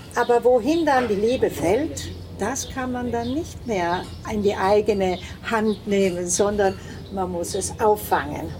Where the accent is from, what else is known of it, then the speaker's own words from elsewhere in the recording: Milan, Lombardy, Italy; moved away as an adult; also born or lived in Venice / South Tyrol; now in Tramin, Italy; Ich komme aus Mailand, meine Eltern sind Südtiroler, die nach Mailand gezogen sind nach dem Krieg